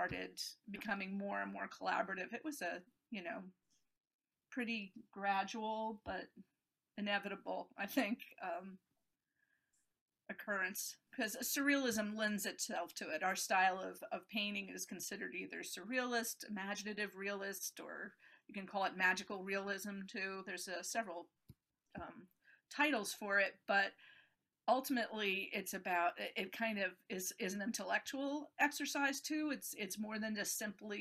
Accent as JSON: {"language": "English", "region": "upstate New York", "country": "United States", "tie": "born or raised there", "also_born_or_lived": "Switzerland", "moved": "yes", "said": "I grew up in upstate New York"}